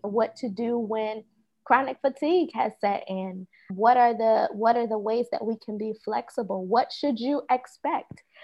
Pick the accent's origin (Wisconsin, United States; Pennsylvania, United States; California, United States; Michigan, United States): Pennsylvania, United States; Philadelphia; moved away; I am from originally from Philadelphia, Southwest Philadelphia